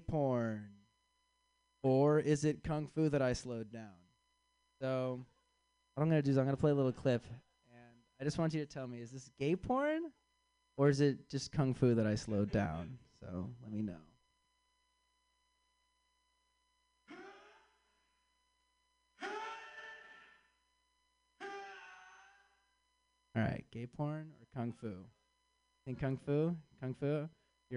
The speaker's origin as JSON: {"language": "English", "town": "Chicago", "region": "Illinois", "country": "United States"}